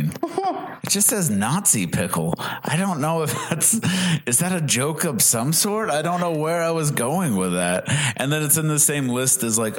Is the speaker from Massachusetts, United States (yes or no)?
yes; Massachusetts, United States; moved away as an adult; now in Southern California, United States; I'm from Massachusetts. Yeah. I came from Massachusetts, and I moved out here in like 2007